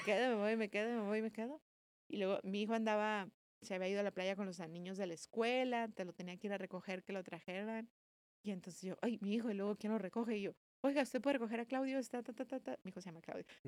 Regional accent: Mexicali, Baja California, Mexico; also born or lived in Guadalajara / Tijuana / Madrid; Nací en Guadalajara, crecí en Mexicali y crecí entre Tijuana y Mexicali

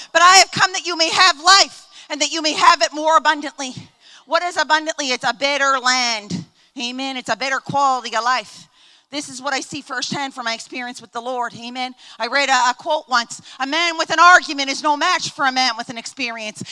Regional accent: Baltimore, Maryland, United States; I'm from Maryland to Baltimore. I go down to DC almost every weekend.

